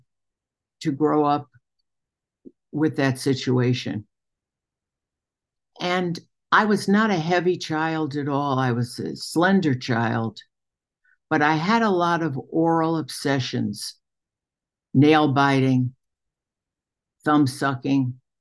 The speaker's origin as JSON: {"language": "English", "town": "New York City", "region": "New York", "country": "United States", "tie": "born or raised there", "moved": "yes", "lives_now": "Geneva, Illinois, United States", "said": "I was born in Brooklyn, New York, into a traditional Jewish family"}